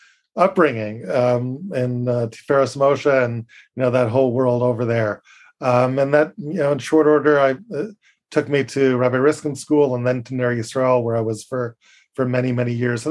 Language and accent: English; Berkeley, California, United States; now in Woodmere, New York, United States; I'm not a native of the East Coast. I grew up in California in the Bay Area.